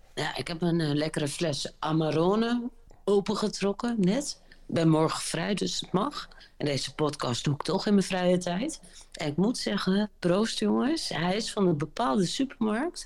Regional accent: Groningen, Netherlands; ik kom uit Groningen

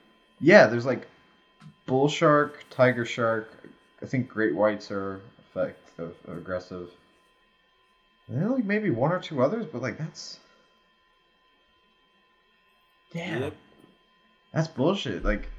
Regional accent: North Carolina, United States; now in Seattle, United States; Yeah, I live in Seattle right now, but originally I'm from North Carolina.

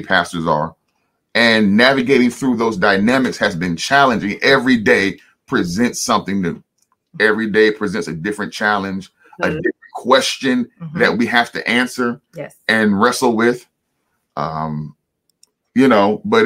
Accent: Washington, District of Columbia, United States; moved away as an adult; now in Augusta, United States; We're originally from Washington, D.C. We're D.C. babies

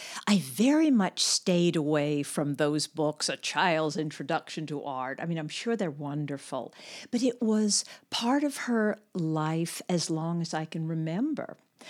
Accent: Los Angeles, California, United States; Los Angeles.

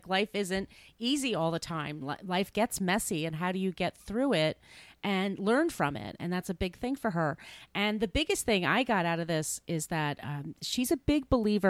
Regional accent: New York, United States; if you're an impatient person like I am and a New Yorker

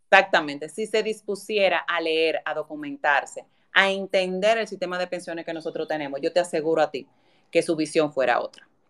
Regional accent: Dominican Republic

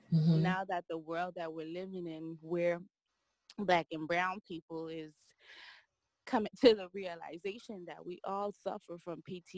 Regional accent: St. Martin; also born or lived in Guadeloupe; So I was born in the island of Guadeloupe, which is a French territory, but I was raised in St. Martin. My mom, she's from St. Martin. That's where I was raised.

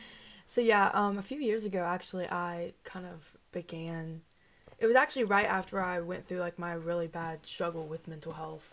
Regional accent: Vinton, Virginia, United States; I'm from Roanoke, Virginia.

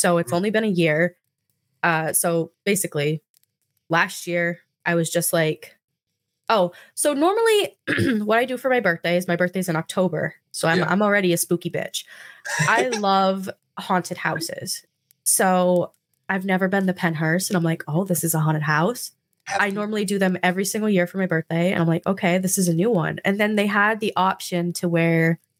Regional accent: New Jersey, United States; New Jersey.

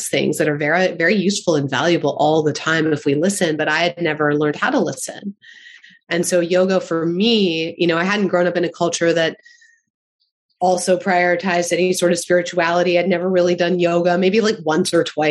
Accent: Baltimore, Maryland, United States; I grew up in Baltimore

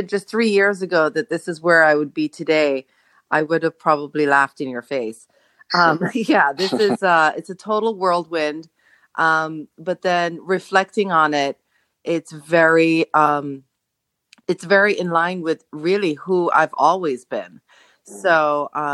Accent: Jamaica; now in Los Angeles, United States; I am Jamaican. I grew up in Jamaica, born and raised

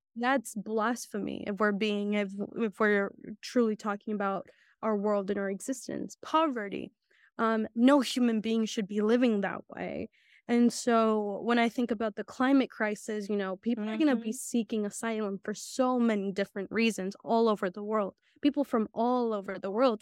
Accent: Santa Catarina Yosonotu, Oaxaca, Mexico; now in United States; I was born in Oaxaca. My parent, my family is That's still in Oaxaca.

